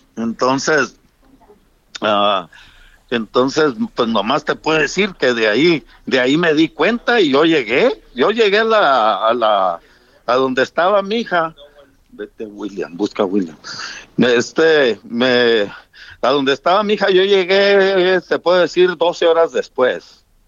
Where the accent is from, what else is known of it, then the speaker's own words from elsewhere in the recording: Mexico; yo como mexicano